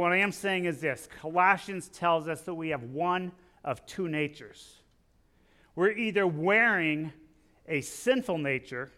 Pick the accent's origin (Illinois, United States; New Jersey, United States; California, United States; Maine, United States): Illinois, United States; I'm from Illinois